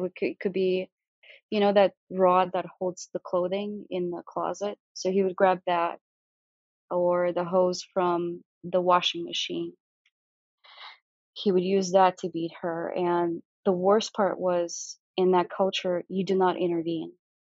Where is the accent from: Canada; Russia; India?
Russia; Siberia; born there; that's how I was born in Russia. I was born in Siberia.